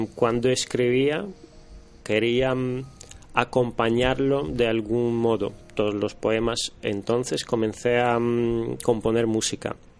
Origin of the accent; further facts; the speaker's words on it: Russia; now in Spain; yo soy em, de origen rusa. Eh, llevo en España ya los últimos casi 15 años